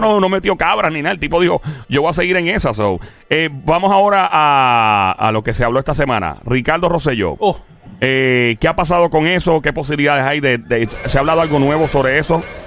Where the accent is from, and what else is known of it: Puerto Rico